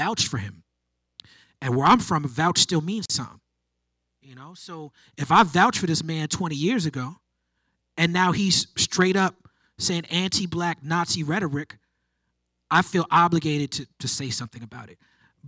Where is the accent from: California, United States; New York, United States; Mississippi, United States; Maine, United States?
New York, United States; New York City; I grew up in Brooklyn, New York.